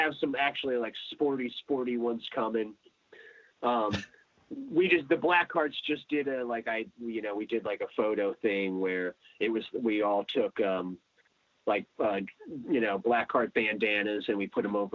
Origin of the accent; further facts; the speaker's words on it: Philadelphia, Pennsylvania, United States; moved away as an adult; also born or lived in South Florida; now in Delray Beach, United States; I'm from Philly